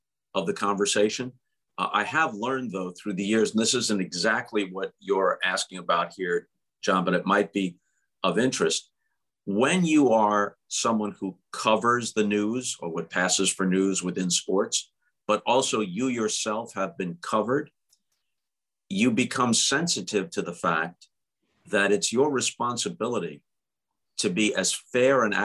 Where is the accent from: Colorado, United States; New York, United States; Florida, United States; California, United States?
New York, United States; Long Island; moved away as an adult; also born or lived in Syracuse / St. Louis / Chicago / Los Angeles; I grew up on Long Island